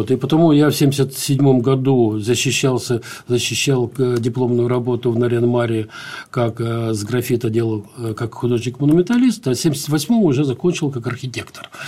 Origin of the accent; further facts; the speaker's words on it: Baku, Azerbaijan; born there; also born or lived in Dagestan / Ukraine; Э, я вообще родился в Баку.